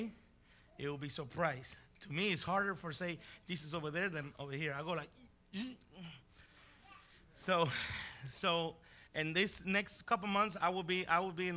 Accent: Puerto Rico; also born or lived in Bronx, New York; now in Texas, United States; Then I was raised in Puerto Rico.

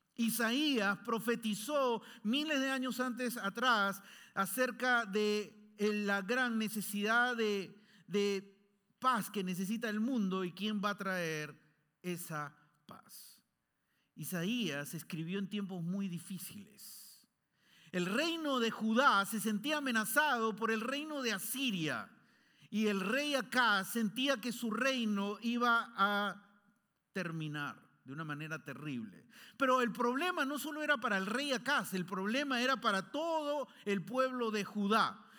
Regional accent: Peru; born or raised there; moved away

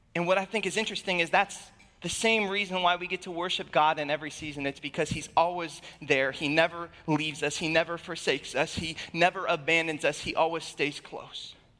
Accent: Alaska, United States; moved away; I was born and raised in Alaska

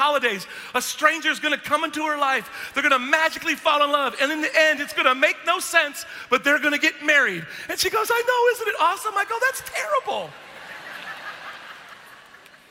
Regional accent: Pacific Northwest, United States; I grew up in the Pacific Northwest on a little island where there's very little ambient light

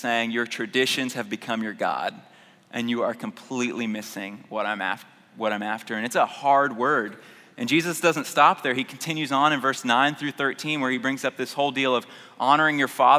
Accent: Houston, Texas, United States; I grew up in North Houston, and went to Earhart Elementary

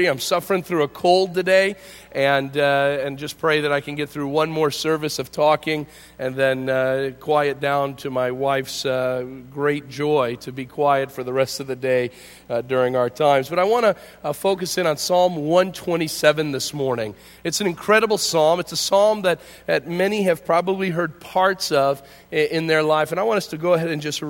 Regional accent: Hinckley, Illinois, United States; Growing up in Hinckley, just west of here, I grew up just outside of town

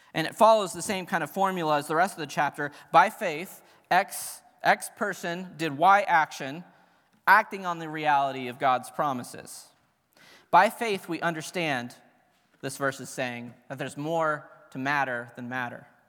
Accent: Cincinnati, Ohio, United States; I grew up in Cincinnati

